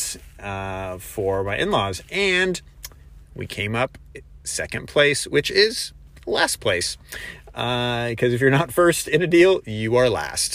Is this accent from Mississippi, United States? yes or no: no; Columbus, Ohio, United States; my driving for dollars has been in Columbus, which is about an hour away, and that's my hometown.